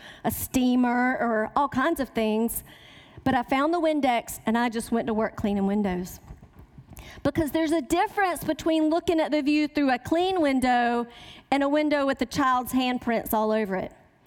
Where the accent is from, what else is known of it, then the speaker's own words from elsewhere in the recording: the South, United States; accent: Southern; I was raised in the South. Can you tell by my accent?